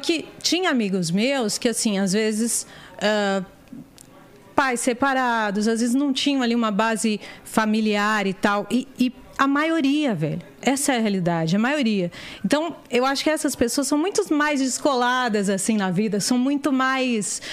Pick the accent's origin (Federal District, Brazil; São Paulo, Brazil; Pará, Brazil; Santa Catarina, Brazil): São Paulo, Brazil; Diadema; eu tô lá em Diadema vendo qual que é, porque eu não saí de onde eu nasci. Eu continuo morando no mesmo lugar